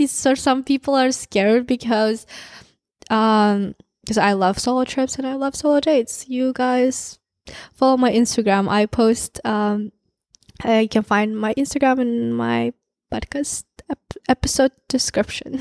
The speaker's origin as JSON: {"language": "English", "country": "Kazakhstan", "also_born_or_lived": "San Francisco, United States", "moved": "as an adult", "lives_now": "United States", "said": "small town, Kazakh, I'm from Kazakhstan. Um, I moved to the U S two and a half years ago by myself. I'm from small town."}